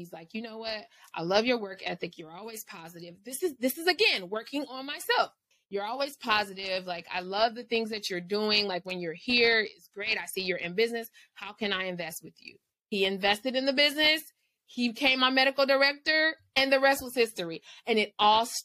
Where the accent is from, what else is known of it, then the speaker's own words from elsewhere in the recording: Los Angeles, California, United States; I'm from the inner city of LA, so I'm from South Central